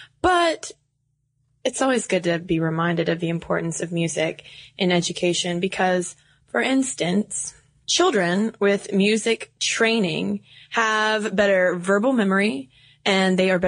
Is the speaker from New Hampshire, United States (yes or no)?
yes; New Hampshire, United States; We're from New Hampshire.